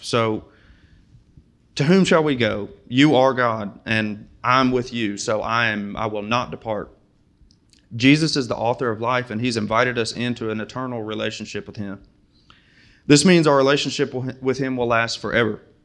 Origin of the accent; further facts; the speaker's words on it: Springfield, United States; moved away; I'm from Springfield, and I could not find a Muslim there if I tried